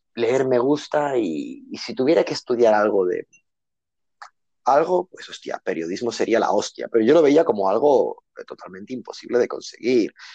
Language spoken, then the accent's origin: Spanish; El Prat de Llobregat, Catalonia, Spain; moved away as an adult; now in Bangkok, Thailand; yo nací en un barrio muy humilde de Barcelona, eh, del Extraradio de Barcelona